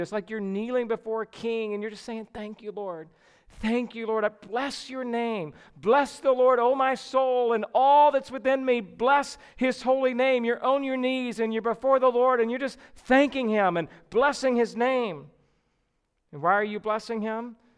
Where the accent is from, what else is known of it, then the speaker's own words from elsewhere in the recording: the South, United States; growing up in the South